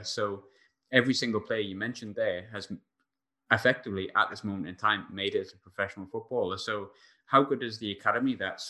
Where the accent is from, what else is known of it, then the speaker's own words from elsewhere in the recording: Sunderland, North East England, United Kingdom; I'm from Sunderland, so I know what a wonderful place it is and it gets talked down a lot